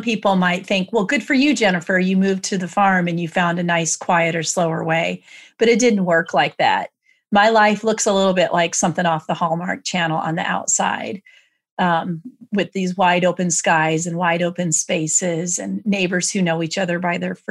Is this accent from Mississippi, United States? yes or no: no; Iowa, United States; this is how we say it in Iowa